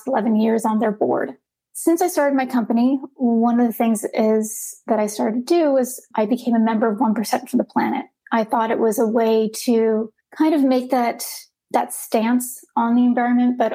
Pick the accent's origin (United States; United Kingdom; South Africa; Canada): United States; Los Angeles, California; moved away; I grew up in Los Angeles